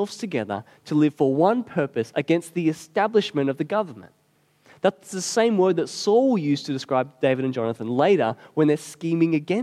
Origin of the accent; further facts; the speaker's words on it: Australia; we're Aussie